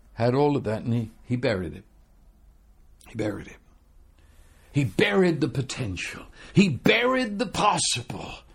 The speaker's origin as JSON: {"language": "English", "country": "United Kingdom", "said": "I'm British"}